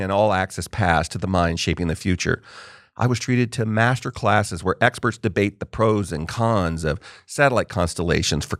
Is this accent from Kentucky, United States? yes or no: no; California, United States; I grew up in California